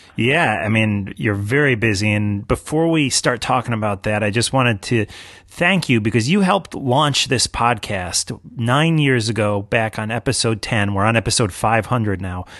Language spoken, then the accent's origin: English; New York City, New York, United States; I'm a New Yorker.